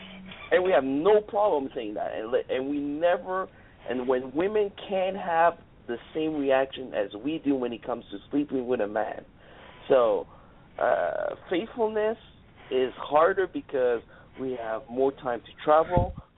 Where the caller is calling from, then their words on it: Montreal, Quebec, Canada; I'm calling all the way from Montreal, Canada.